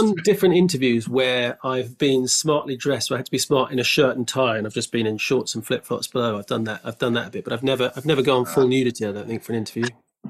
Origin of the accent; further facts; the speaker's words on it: Canada; also born or lived in France / Hong Kong; I was born in France, then we moved to Hong Kong, then Canada, and Canada was where I first started doing sports.